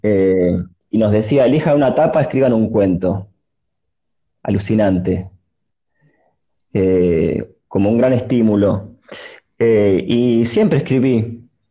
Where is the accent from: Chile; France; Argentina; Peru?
Argentina; Buenos Aires; also born or lived in Mar del Plata; nací acá en Buenos Aires, pero pasé algunos años de mi primera infancia en Mar del Plata.